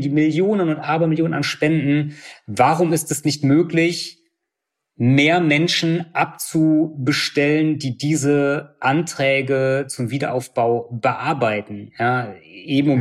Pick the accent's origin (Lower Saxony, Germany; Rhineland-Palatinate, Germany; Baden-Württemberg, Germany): Rhineland-Palatinate, Germany; Bad Neuenahr-Ahrweiler; also born or lived in Cologne; Also ich bin in Bad Neuenahr geboren äh, und bin hier aufgewachsen